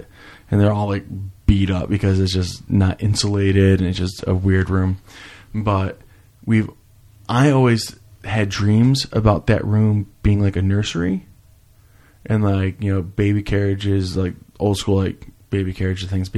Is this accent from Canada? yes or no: no; New York, United States; also born or lived in New Jersey; I was born in New Jersey, spent the first 8 years in New Jersey, and then moved to New York and lived in the parents' house